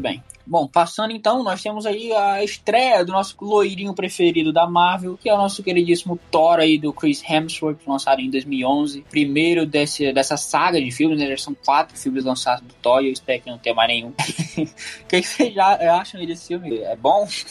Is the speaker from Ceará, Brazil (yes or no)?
yes; Ceará, Brazil; nasci no Ceará